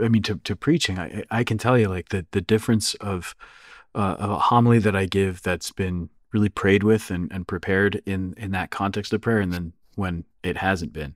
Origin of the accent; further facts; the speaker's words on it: Northeast, United States; being American, being from the Northeast